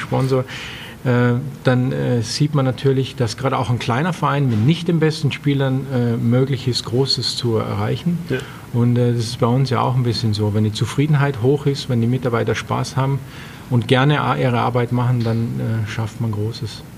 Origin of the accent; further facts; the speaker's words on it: Austria; also born or lived in Bregenz / Rust; now in Germany; bei uns in Österreich